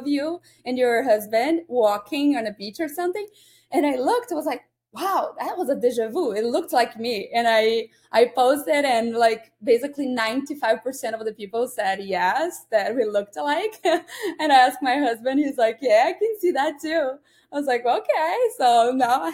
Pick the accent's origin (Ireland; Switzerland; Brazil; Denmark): Brazil; Santa Catarina; English is a second language; moved away as an adult; now in Chicago, United States; I'm from Brazil. I'm from a state called Santa Catarina